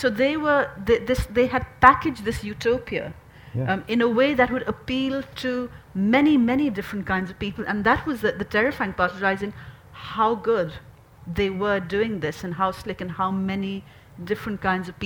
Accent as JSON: {"language": "English", "country": "Pakistan", "moved": "yes", "lives_now": "United Kingdom", "said": "I'm recently a British citizen from Pakistan, Muslim background"}